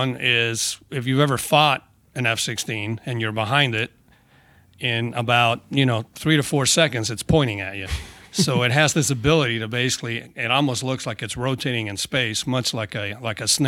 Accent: Tracy, California, United States; moved away as an adult; I grew up in Tracy, California. It's about 80 miles east of San Francisco. Went to high school there

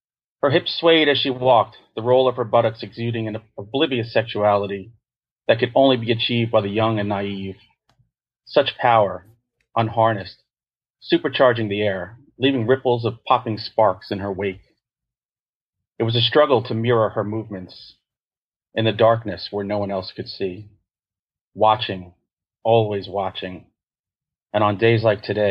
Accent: New York, United States; I'm a New Yorker.

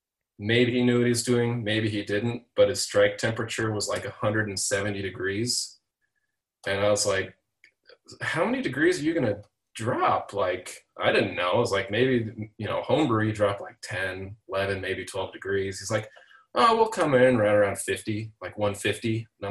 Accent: Seattle, Washington, United States; now in Chicago, United States; I am not native Chicago. I'm from Seattle, Washington, originally.

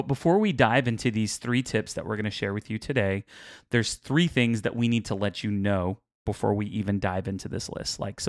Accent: Houston, Texas, United States; But we're from Houston, so we kind of do.

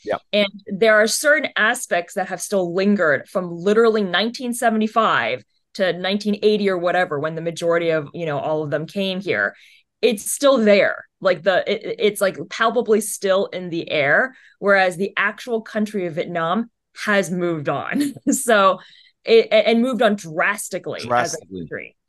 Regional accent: United States; parents are obviously from vietnam my siblings were born in saigon it's i'm the one born here

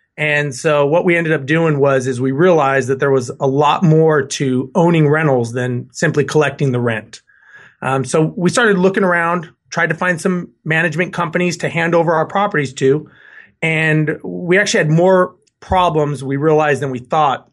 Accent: Los Angeles, California, United States; also born or lived in Guam; now in Houston, United States; born and raised in Los Angeles.

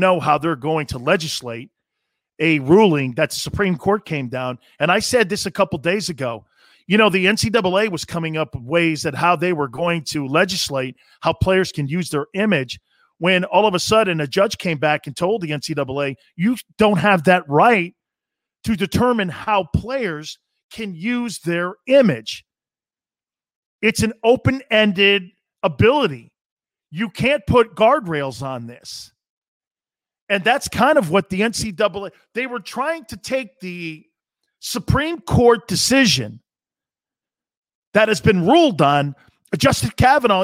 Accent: United States; us as Americans

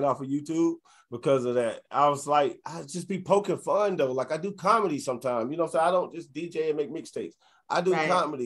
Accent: New Orleans, Louisiana, United States; moved away; also born or lived in Alabama; I'm from New Orleans

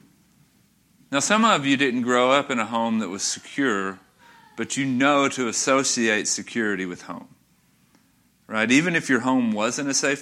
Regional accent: North Little Rock, Arkansas, United States; I grew up in North Little Rock. I grew up, first 16 and a half years of my life were in North Little Rock.

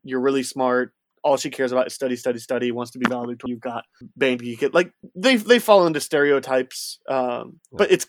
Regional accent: near Chicago, Illinois, United States; growing up near Chicago in the late 90s, early 2000s

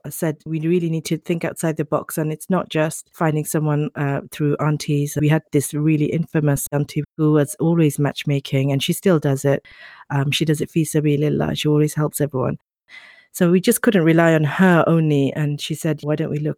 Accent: Birmingham, West Midlands, United Kingdom; although I'm from Birmingham, I used to be in London

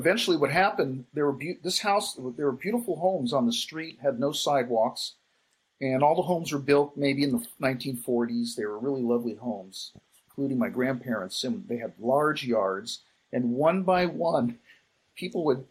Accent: Los Angeles, California, United States; also born or lived in Hollywood; now in Thousand Oaks, United States; I grew up in North Hollywood

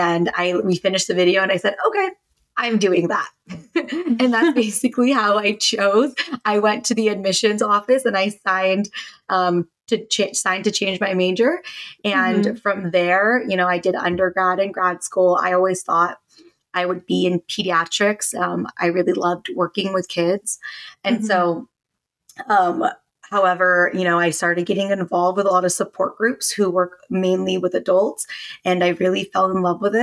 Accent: United States; I am a Filipino American, and so I grew up in an Asian household

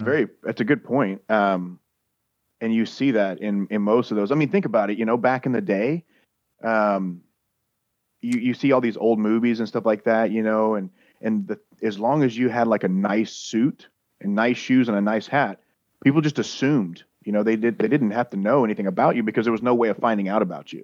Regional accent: Louisiana, United States; I'm from Louisiana.

